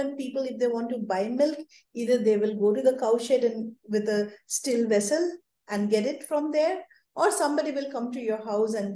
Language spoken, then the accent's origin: English; India; especially in my hometown. Or all over India